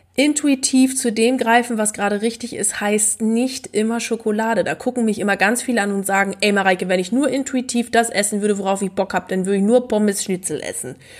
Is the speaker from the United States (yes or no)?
no; East Frisia, Lower Saxony, Germany; als gebürtige Ostfriesin